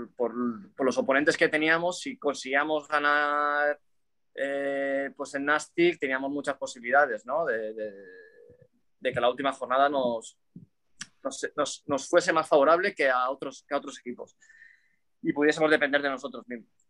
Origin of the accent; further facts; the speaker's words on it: Cocentaina, Valencian Community, Spain; moved away as an adult; now in Malaysia; yo me crié en Valencia